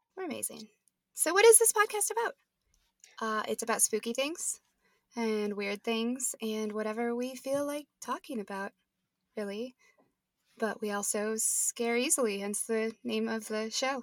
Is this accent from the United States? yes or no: yes; Nebraska, United States; now in Denver, United States; I'm from Nebraska originally.